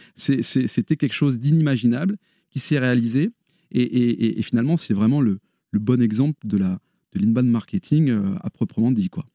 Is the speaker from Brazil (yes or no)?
no; Paris region, Île-de-France, France; moved away as an adult; now in Lille, France; Je suis originaire de la région parisienne. Mais ça y est, je suis Lillois, euh, il y a prescription depuis 20 ans.